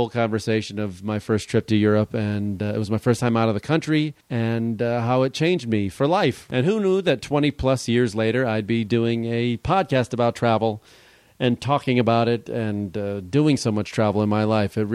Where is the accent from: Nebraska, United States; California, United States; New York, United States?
California, United States; Los Angeles; also born or lived in Guatemala; I grew up in LA.